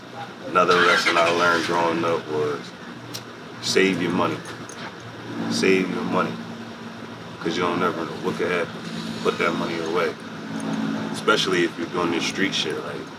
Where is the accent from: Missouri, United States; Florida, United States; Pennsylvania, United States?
Pennsylvania, United States; Harrisburg; I'm 24. I'm from Harrisburg area.